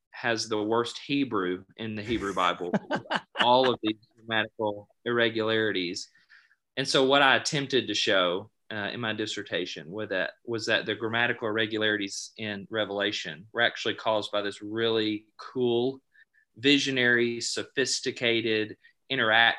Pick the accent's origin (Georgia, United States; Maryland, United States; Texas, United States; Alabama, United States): Alabama, United States; I grew up in Alabama